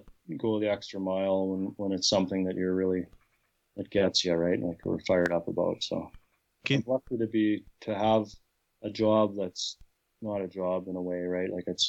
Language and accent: English; Portage, United States; growing up in Portage, even I had no buddies that hunted